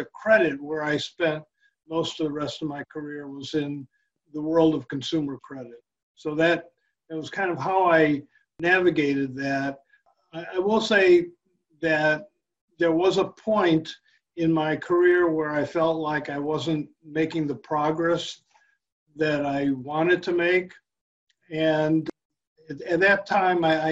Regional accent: Chicago, Illinois, United States; I grew up in Chicago

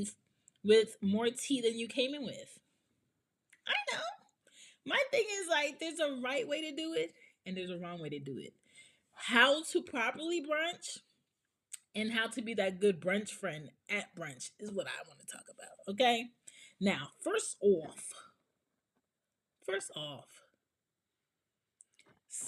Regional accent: Jamaica; I'm Jamaican

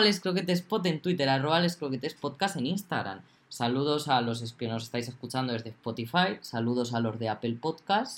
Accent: Castilla-La Mancha, Spain; somos de La Mancha

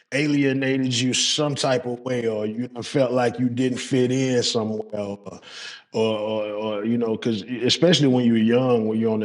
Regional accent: Southern United States, United States; Southern, nigga. I ain't on no farm. You know what I'm saying? I'm from the South.

